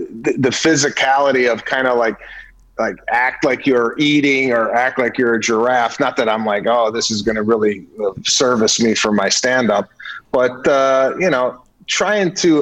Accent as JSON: {"language": "English", "town": "Arlington Heights", "region": "Illinois", "country": "United States", "moved": "as an adult", "lives_now": "California, United States", "said": "I'm from the northwest suburbs of Arlington Heights, not Chicago proper"}